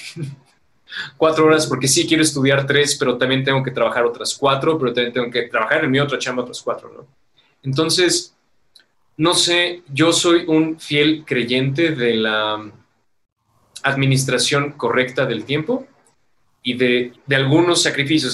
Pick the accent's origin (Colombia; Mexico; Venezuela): Mexico; Metepec, State of Mexico; por acá nosotros somos de Metepec, guión Toluca